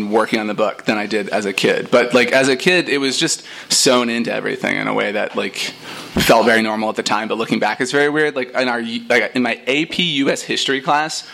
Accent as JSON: {"language": "English", "town": "Denton", "region": "Texas", "country": "United States", "tie": "born or raised there", "also_born_or_lived": "New York", "moved": "as an adult", "said": "so I grew up in Texas, like, I left when I was 18 and went to New York. But I lived in a town called Denton, Texas"}